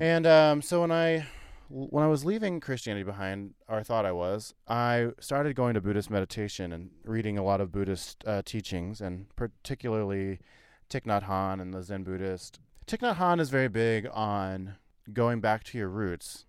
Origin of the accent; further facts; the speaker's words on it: Missouri, United States; growing up in Missouri